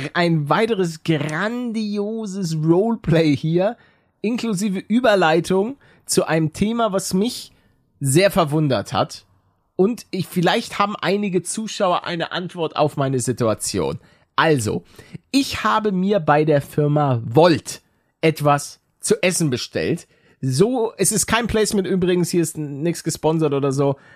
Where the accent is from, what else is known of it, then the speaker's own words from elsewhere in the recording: Hamburg, Germany; als Norddeutscher, als, als Hamburger